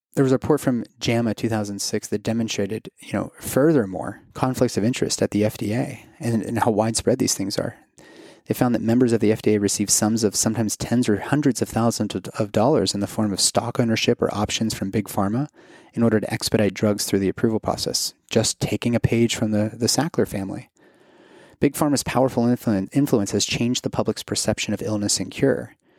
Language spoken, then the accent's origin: English; Kentucky, United States; moved away; my home state of Kentucky